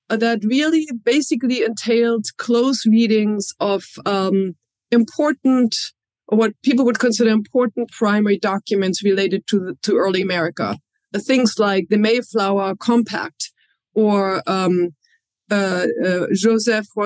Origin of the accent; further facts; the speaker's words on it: Berlin, Germany; I grew up in Germany. Um, I uh, was born near the French border in Germany, but I grew up in West Berlin, what was then West, West Berlin